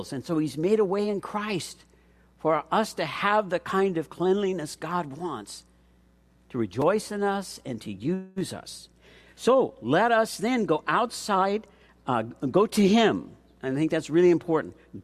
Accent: Chula Vista, California, United States; I grew up down in Chula Vista, and when I walked to middle school, I could look across the city down and look across San Diego Bay

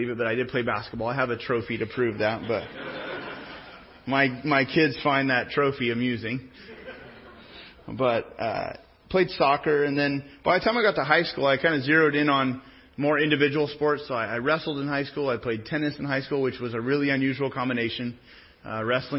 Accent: Pismo Beach, California, United States; moved away as an adult; also born or lived in San Jose / Sonoma; now in Riverside, United States; I was raised most of the part in the Central Coast, in Pismo Beach

